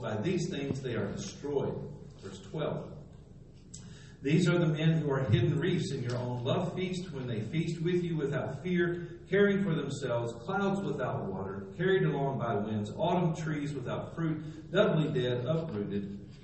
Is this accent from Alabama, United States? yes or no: no; Texas, United States; moved away as an adult; also born or lived in Slidell, Louisiana; I was from Texas